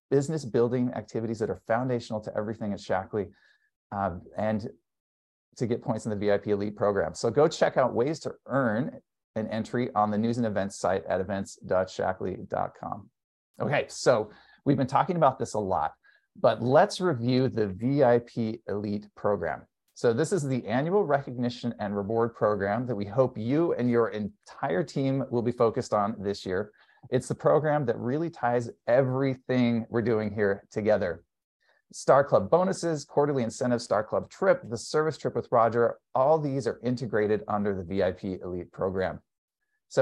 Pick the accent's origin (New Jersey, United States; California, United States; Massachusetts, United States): California, United States; since I'm from California